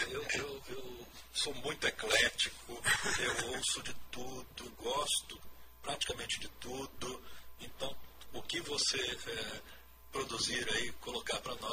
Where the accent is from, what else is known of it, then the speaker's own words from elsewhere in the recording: Campo Grande, Mato Grosso do Sul, Brazil; Eu sou natural aqui de Campo Grande mesmo, sou um dos, dos poucos né, magistrados aqui do Estado, nasci em Campo Grande, de família descendo dos fundadores de Campo Grande, é né, Antônio Pereira e seu filho Antônio Luiz